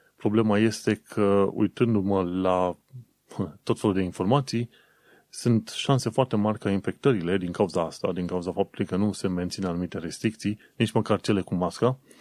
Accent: Romania; now in United Kingdom; noi ca români

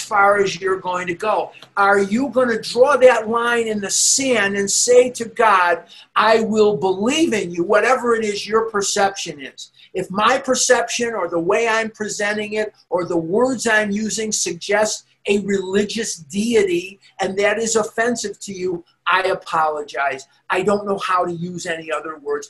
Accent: Chicago, Illinois, United States; moved away as an adult; also born or lived in Oregon; now in Scottsdale, United States; I'm from Chicago, I was born and raised there.

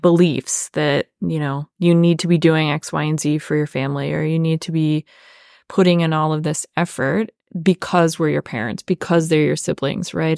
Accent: Apollo, Pennsylvania, United States; moved away; I am from Apollo area. And if you're familiar with Western Pennsylvania, it is a, again, suburb of a suburb

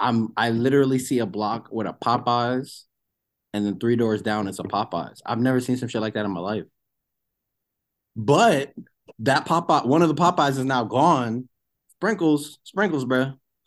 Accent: New York City, New York, United States; I am from Brooklyn.

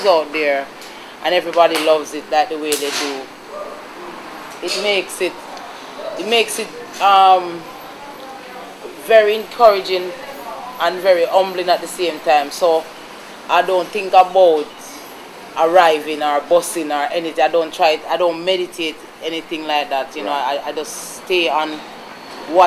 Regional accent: Jamaica; also born or lived in Spanish Town, St. Catherine; I was born in Spanish Town and raised between St. Mary and Montego Bay

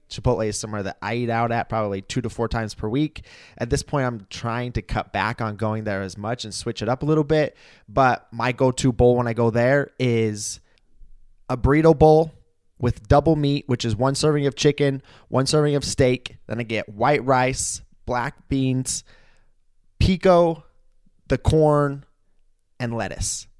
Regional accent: Idaho, United States; moved away; when I lived in my hometown in Idaho

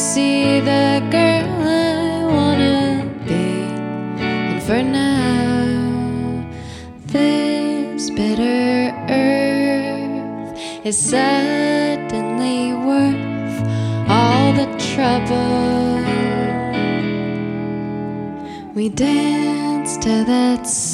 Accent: St. Joseph, Michigan, United States; also born or lived in Detroit, Michigan; I grew up in southwest Michigan on the lake in a town called St. Joseph.

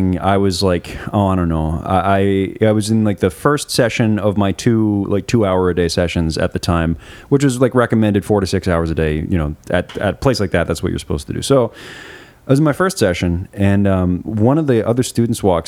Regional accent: United States; moved away as an adult; also born or lived in London; I walked into this school as an American bass player playing Bach

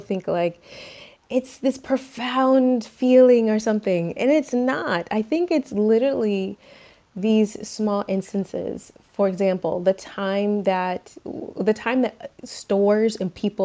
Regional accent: Atlanta, Georgia, United States; moved away as an adult; now in Barcelona, Spain; I am currently in Barcelona, Spain, but I'm from Atlanta, Georgia

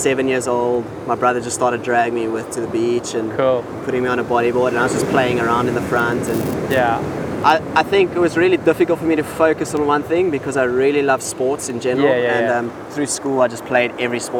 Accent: Hermanus, Western Cape, South Africa; born or raised there

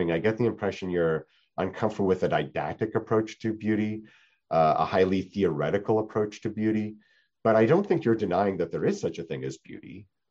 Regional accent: Canada; moved away; I'm from Canada

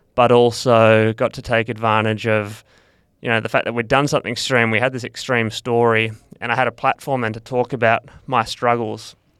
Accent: Perth, Western Australia, Australia; I grew up in Perth

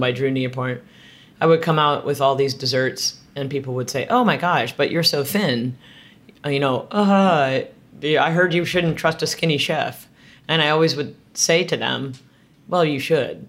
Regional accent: Southern California, United States; moved away; also born or lived in San Francisco; I grew up in Southern California

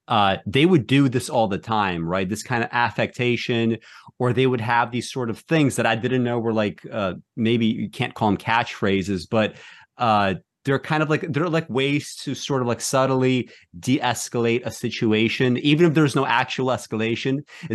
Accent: Brooklyn, New York, United States; I remember, I grew up in Brooklyn, and when I went to college for the first time, I was in a pretty different environment, right?

